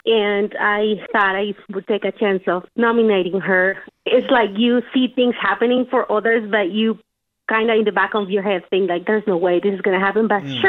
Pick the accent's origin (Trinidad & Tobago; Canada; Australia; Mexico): Mexico; English is a second language; now in United States; We came from Mexico, and she pretty much raised all of us. She was married to my dad, but my dad has suffered with addiction to alcohol. Mm. We essentially grew up seeing them argue, seeing them fight.